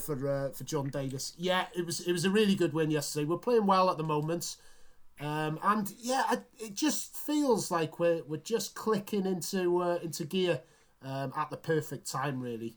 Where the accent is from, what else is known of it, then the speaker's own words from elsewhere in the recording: Wales, United Kingdom; as a Welshman